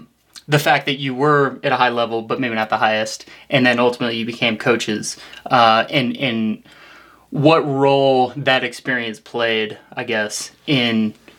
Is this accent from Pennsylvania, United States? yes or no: no; St. Louis, Missouri, United States; now in Flagstaff, United States; Ben and I are from St. Louis, same place. I wasn't a runner growing up in St. Louis